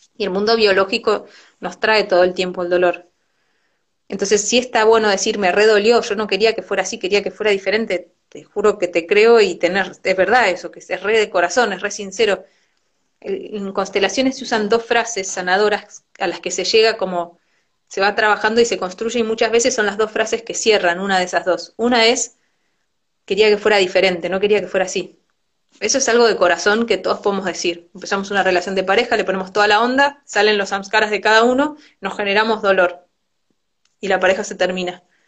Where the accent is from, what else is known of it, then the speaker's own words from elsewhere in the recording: Argentina; soy mujer, soy argentina